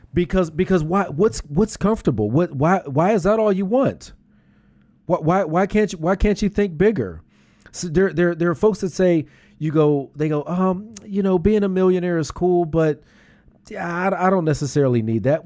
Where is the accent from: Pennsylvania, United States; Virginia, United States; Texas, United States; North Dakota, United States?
Pennsylvania, United States; Pittsburgh; now in Philadelphia, United States; I'm from Pittsburgh.